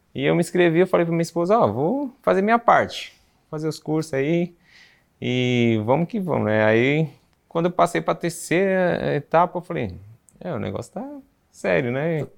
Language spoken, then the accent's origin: Portuguese; São Paulo, Brazil; sou da capital de São Paulo, moro em São Paulo mesmo